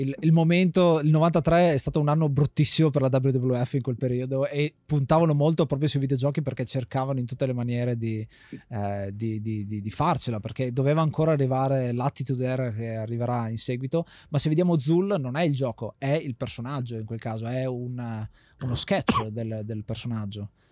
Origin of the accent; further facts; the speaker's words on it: Friuli-Venezia Giulia, Italy; moved away; quando eravamo a casa in Friuli, perché noi siamo friulani di origine